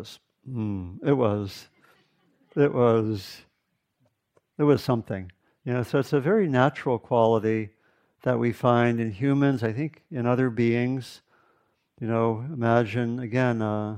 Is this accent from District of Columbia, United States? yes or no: yes; Washington, District of Columbia, United States; I grew up in the Washington, D.C. area